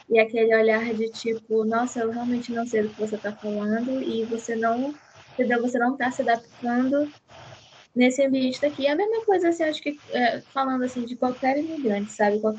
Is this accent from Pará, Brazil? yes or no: yes; Belém, Pará, Brazil; se eu não falo, por exemplo, que eu sou de Belém, né, vim do Pará, é, todo mundo já pensa que eu sou carioca, assim, nossa, teu jeito de falar é bem carioca.